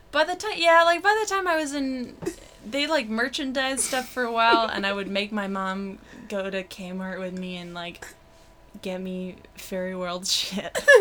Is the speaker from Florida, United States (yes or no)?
no; Brockton, Massachusetts, United States; moved away; also born or lived in Boston; I grew up in Brockton, Massachusetts